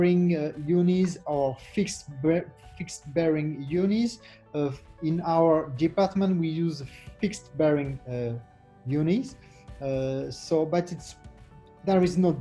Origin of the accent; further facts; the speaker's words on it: France; I'm from France, Versailles Hospital